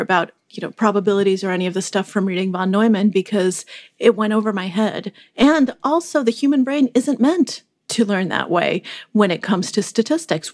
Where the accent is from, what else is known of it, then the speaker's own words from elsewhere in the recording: Moscow, Russia; moved away; I was born in Moscow when it was, uh, still the Soviet Union